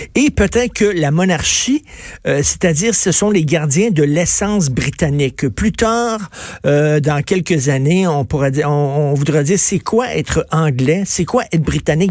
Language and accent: French; Quebec, Canada